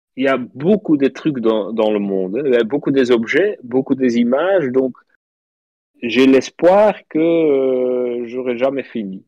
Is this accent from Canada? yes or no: no; Flanders, Belgium; French is a second language; je suis flamand, donc je parle français un petit peu bizarre